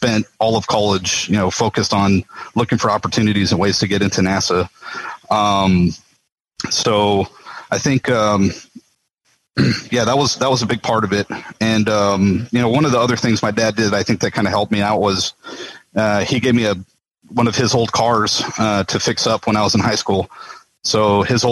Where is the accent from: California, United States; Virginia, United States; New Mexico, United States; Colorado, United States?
New Mexico, United States; Las Cruces; moved away as an adult; now in Houston, United States; I was born and raised in Las Cruces, New Mexico